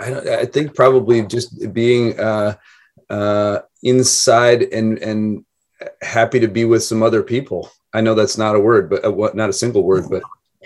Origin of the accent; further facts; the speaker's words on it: Idaho, United States; now in Oregon, United States; I was raised in Idaho